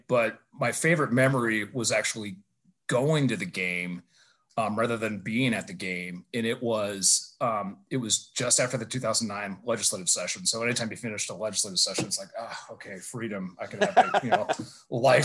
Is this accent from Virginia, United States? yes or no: yes; Northern Virginia, United States; now in Reno, United States; I grew up in Northern Virginia